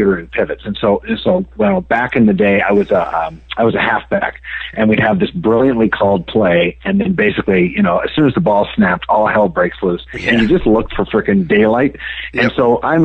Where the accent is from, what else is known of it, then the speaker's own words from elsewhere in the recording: Canada; moved away as an adult; now in United States; I grew up in Canada